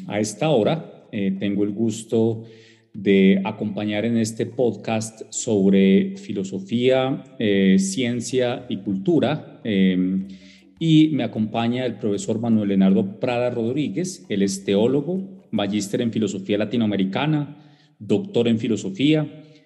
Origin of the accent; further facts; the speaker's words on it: southwestern Colombia, Colombia; soy indígena Eh, esta es una, población ubicada en el suroccidente de Colombia